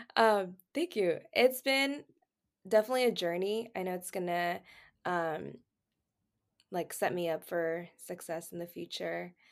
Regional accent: Houston, Texas, United States; now in Redlands, United States; I'm from Houston, Texas, but I currently live in Redlands, California

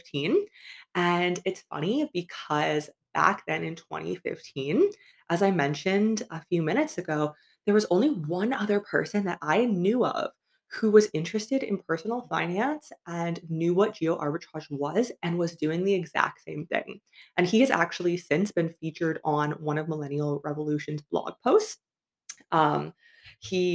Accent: Canada; moved away as an adult; it was in my hometown where I grew up. My aspirations was always to move to Toronto, which was about 2 hours away

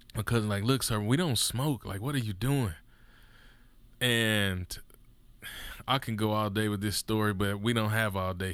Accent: Mississippi, United States; I'm from Mississippi

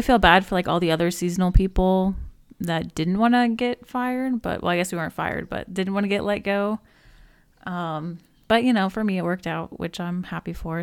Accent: Alaska, United States; I was born in Alaska

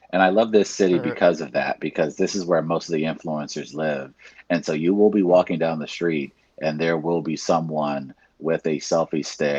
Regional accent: New York, United States; even as a New Yorker

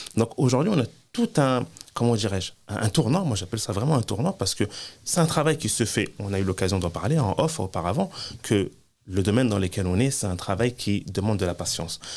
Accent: France; moved away as an adult; Je suis né en France, j'ai grandi en France, j'ai étudié en France, j'ai travaillé en France

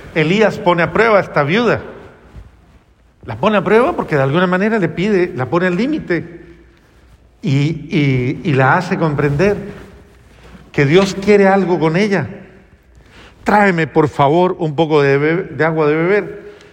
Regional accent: Colombia; Hay una frase en mi país

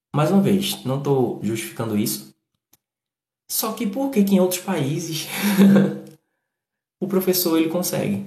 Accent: Northeast Region, Brazil; accent: nordestino

